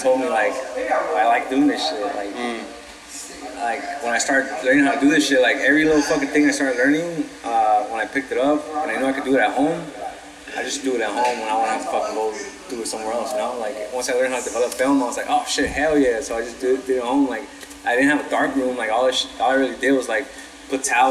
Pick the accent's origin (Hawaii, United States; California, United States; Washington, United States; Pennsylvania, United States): California, United States; Los Angeles; I'm from Watts